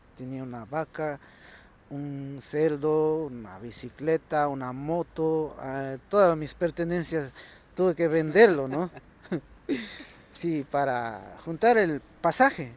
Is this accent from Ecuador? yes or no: yes; Otavalo, Imbabura, Ecuador; moved away as an adult; also born or lived in Germany; now in Spain; de mi tierra natal, Otavalo, de San Juan